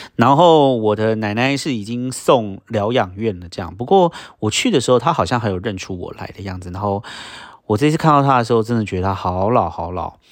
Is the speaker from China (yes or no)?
no; Sanzhi, New Taipei, Taiwan; now in United States; 从小在三只长大的人